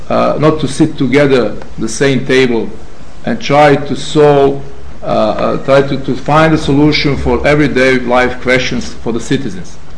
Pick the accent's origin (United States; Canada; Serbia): Serbia; Belgrade; I'm from Zemun Zemun is one very special part of Belgrade